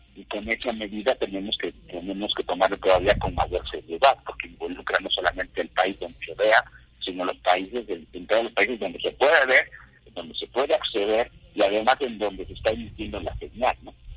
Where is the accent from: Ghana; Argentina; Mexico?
Mexico; yo soy abogado, soy abogado mexicano